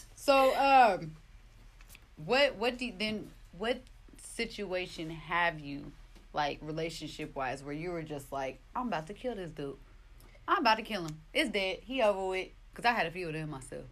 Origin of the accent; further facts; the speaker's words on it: Oakland, California, United States; I grew up in Oakland